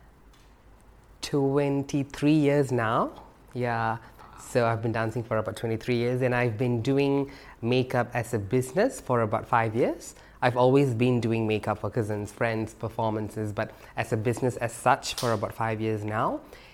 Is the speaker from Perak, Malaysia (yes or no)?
yes; Batu Gajah, Perak, Malaysia; now in Kuala Lumpur, Malaysia; I'm from a small town called Batu Gajah, that's in Perak. It's about 3 hours from here, Kuala Lumpur.